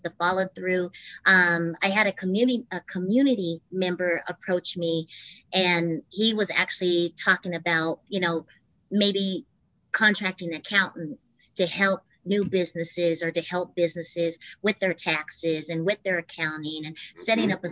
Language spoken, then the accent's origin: English; Albuquerque, New Mexico, United States; born and raised in Albuquerque